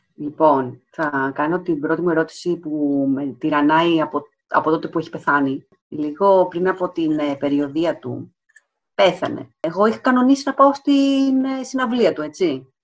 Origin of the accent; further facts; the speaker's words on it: Alexandroupoli, Eastern Macedonia and Thrace, Greece; Είμαι από Αλεξανδρούπολη